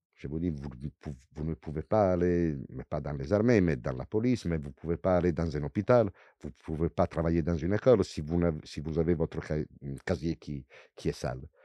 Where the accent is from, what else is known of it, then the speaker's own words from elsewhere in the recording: Venice, Veneto, Italy; French is a second language; moved away as an adult; also born or lived in Padua; now in France; de Venise, j'ai grandi à Venise